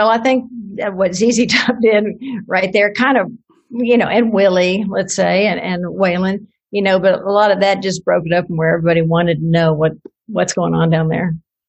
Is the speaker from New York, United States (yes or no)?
no; Houston, Texas, United States; Houston, Texas. Well, my family is Houston, Austin. So my folks met at the University of Texas at Austin.